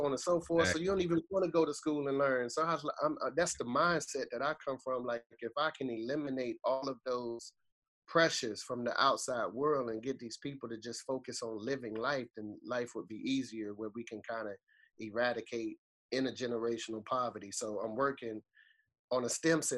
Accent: Boston, Massachusetts, United States; I grew up, I'm from Boston, Massachusetts, right? So I'm from a place called Orchard Park

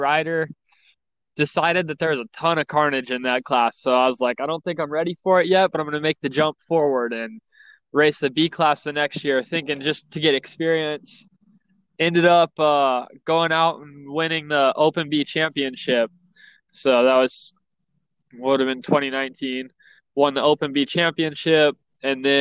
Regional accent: Marana, Arizona, United States; So I'm from Marana, Arizona, or more common, Tucson, Arizona, so Southern Arizona.

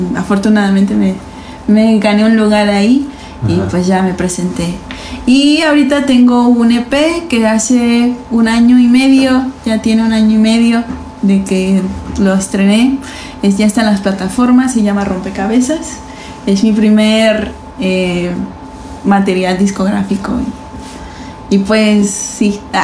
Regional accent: Mexico City, Mexico; moved away; also born or lived in Puebla / Veracruz; soy de la Ciudad de México, pero poblana por adopción y, jarocha por Convicción

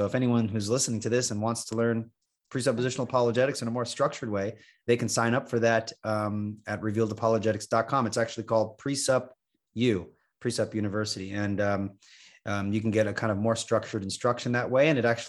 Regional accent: Long Island, New York, United States; now in North Carolina, United States; I grew up in New York, Long Island, New York, and I have been working for the Christian private schools for a long time.

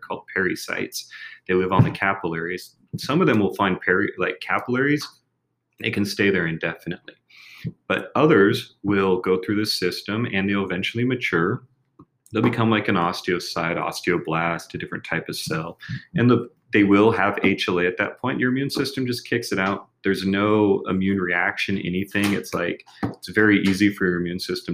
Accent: United States; now in Mexico; I'm American

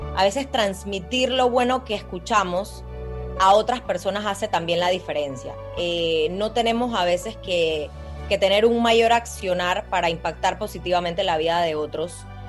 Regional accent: Panama; nosotros como panameños

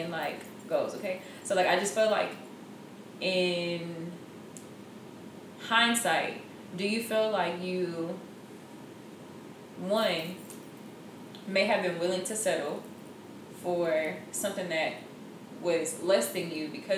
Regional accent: Houston, Texas, United States; moved away; I'm from Houston

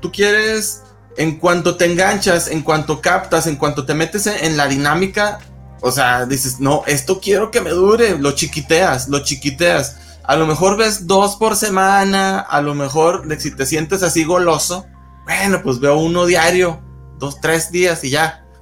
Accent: Gómez Palacio, Durango, Mexico; moved away as an adult; now in Torreón, Mexico; yo soy de, de Gómez Palacio Durango, pero vivo en Torreón

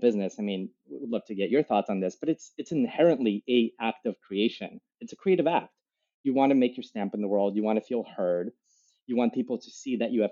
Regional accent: New York, United States; I was born in New York

